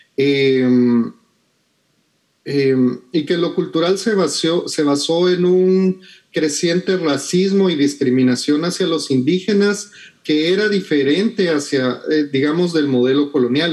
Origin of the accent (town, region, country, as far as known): Guatemala